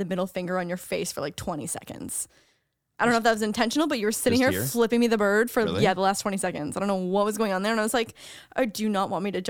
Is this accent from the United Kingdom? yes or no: no; Canada; as a Canadian, we watch like American party movies like that where it's like frats and sororities.